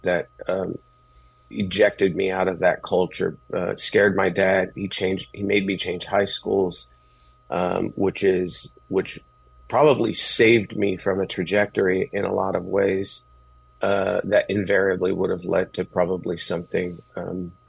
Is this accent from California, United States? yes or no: yes; Los Angeles, California, United States; I grew up in East L.A.